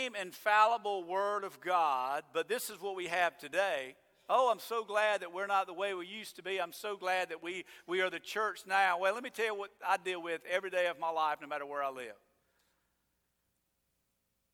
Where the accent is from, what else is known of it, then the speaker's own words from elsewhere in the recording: United States; I'm an American